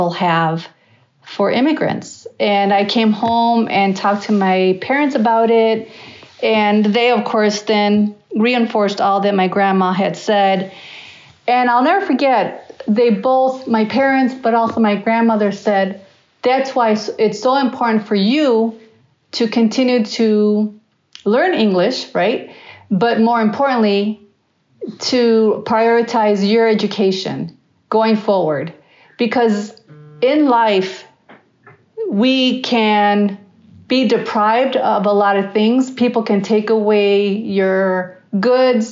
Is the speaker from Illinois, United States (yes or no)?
yes; Chicago, Illinois, United States; born or raised there; first language Spanish; English is a second language